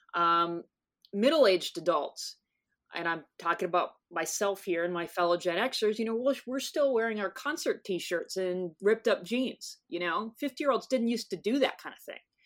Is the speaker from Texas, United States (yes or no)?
yes; North Texas, United States; now in San Diego, United States; I grew up in North Texas